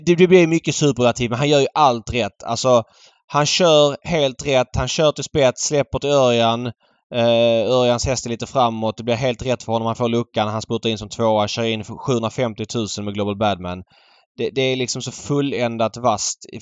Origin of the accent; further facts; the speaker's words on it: Sweden; som svensk